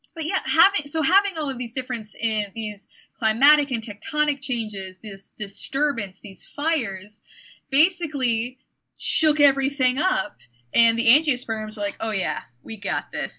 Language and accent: English; Michigan, United States; I'm from Michigan, and everything that I know, I relate back to Michigan